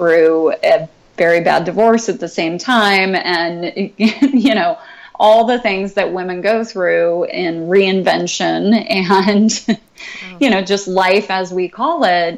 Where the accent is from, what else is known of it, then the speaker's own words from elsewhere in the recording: San Luis Obispo County, California, United States; I grew up in San Luis Obispo County, uh-huh. up on the central coast of California.